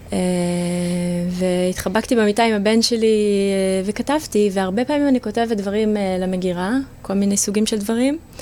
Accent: Israel; now in Jaffa, Israel; אני גדלתי במושב

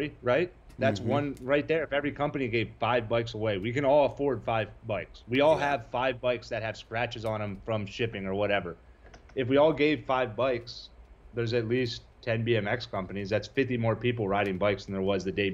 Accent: East Coast, United States; now in California, United States; I'm from the East Coast

